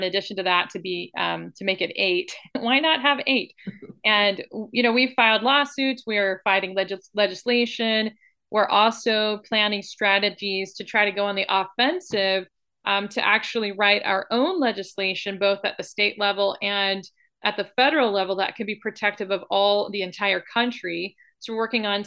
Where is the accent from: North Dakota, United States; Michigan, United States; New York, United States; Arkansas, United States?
Arkansas, United States; also born or lived in Texas; now in California, United States; I'm originally from Arkansas